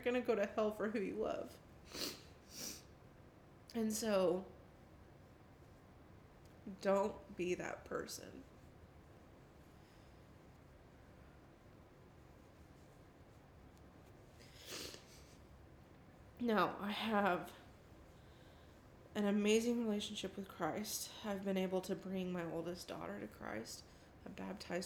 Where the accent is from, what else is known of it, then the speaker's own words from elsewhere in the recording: the South, United States; growing up in the South and in the church